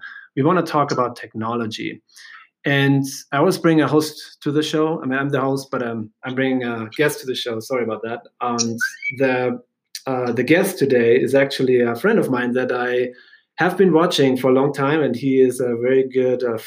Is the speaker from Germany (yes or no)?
yes; Germany; now in United States; I'm from Germany